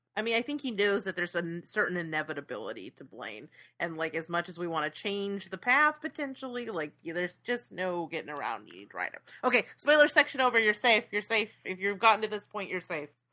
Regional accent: San Francisco Bay Area, California, United States; I grew up near the Bay Bridge

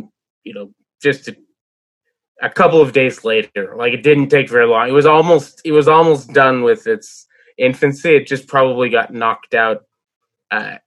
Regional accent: Montreal, Quebec, Canada; when I was a kid growing up in Verdun

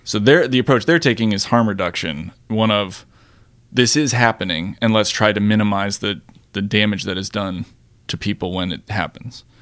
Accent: Florida, United States; I'm also from Florida

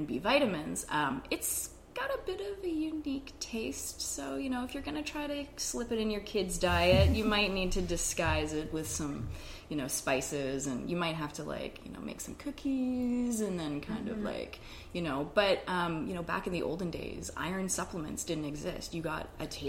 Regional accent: Canada; I'm Canadian

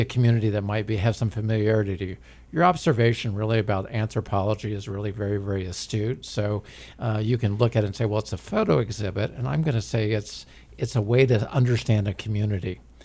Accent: Independence, Missouri, United States; I grew up in Independence. I still live there

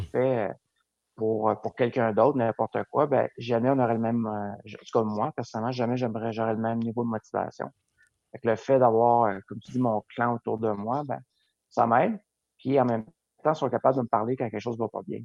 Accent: Lac-Beauport, Quebec, Canada; also born or lived in Montreal; j'ai vécu mon enfance à Lac-Beauport

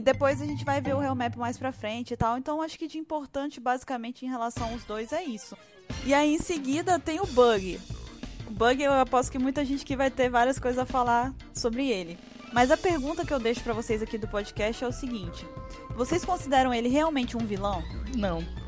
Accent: Espírito Santo, Brazil; eu sou do Espírito Santo, sou capixaba

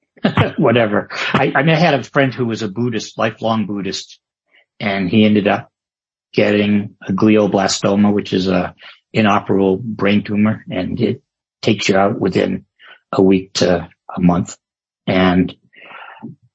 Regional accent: Maine, United States; now in California, United States; I grew up in the Methodist church, as a kid in the woods of Maine.

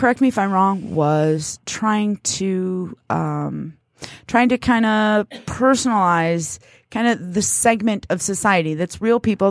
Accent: United States; I was born here. That makes me American.

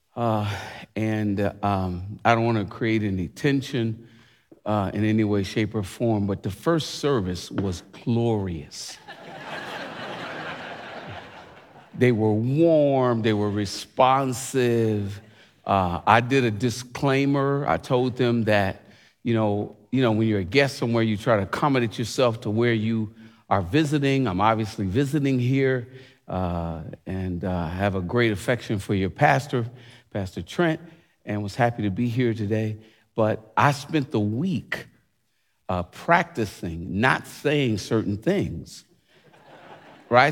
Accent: United States; I love being an American.

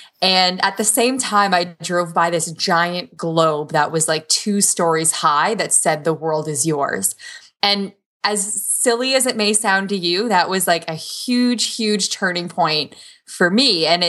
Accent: Waterloo, Ontario, Canada; I was born in Toronto. Mostly grew up and went to school in Waterloo region, and we're like the Silicon Valley of Canada.

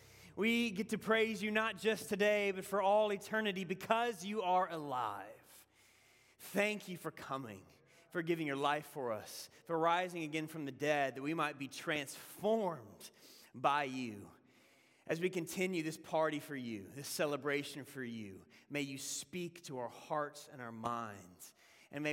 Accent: the South, United States; accent: southern; moved away as an adult; now in Boston, United States; my southern accent

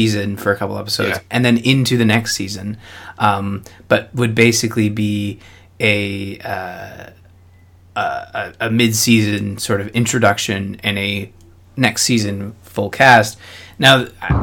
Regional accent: Canada; I'm Canadian

